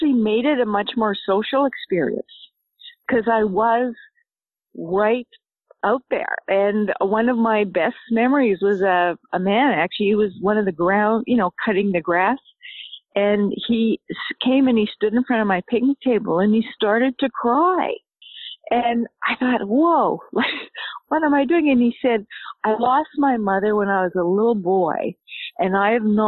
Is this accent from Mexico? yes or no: no; Canada; also born or lived in Nova Scotia; I'm Canadian. I live in Nova Scotia